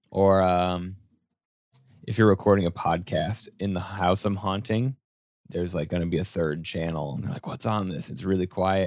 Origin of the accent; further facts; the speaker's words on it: Colorado, United States; moved away as an adult; also born or lived in Boulder, Colorado; growing up in Colorado, when I moved out and I lived in my first apartment in Boulder